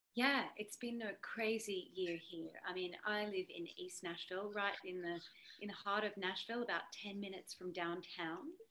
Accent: Australia; moved away; being an Aussie

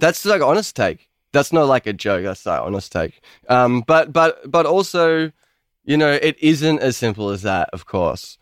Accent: Melbourne, Victoria, Australia

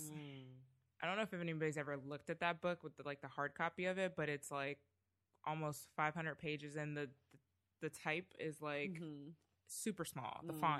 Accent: Canada; moved away; also born or lived in Trinidad; I mean, I'm originally Canadian.

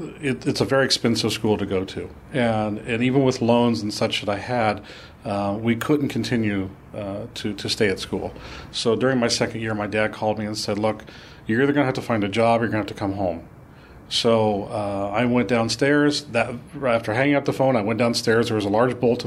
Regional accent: Midwest, United States; moved away as an adult; also born or lived in California; I'm from the Midwest, and going all the way to California was a little bit like going to the moon.

